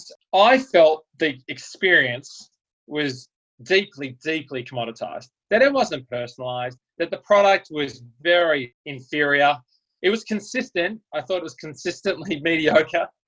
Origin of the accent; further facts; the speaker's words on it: Melbourne, Victoria, Australia; moved away; I'm from Melbourne, Australia